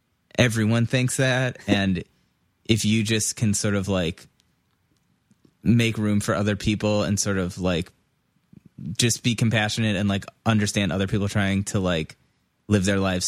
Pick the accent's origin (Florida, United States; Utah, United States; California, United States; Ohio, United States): Ohio, United States; Moreland Hills; I'm from Moreland Hills.